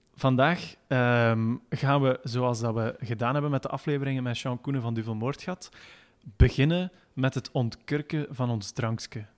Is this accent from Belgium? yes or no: yes; Belgium; wij Belgen